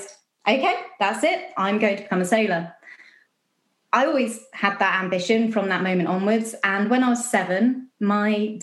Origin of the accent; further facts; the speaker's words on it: Basingstoke, South East England, United Kingdom; moved away as an adult; now in Dumbarton, United Kingdom; I grew up in Basingstoke, south coast of England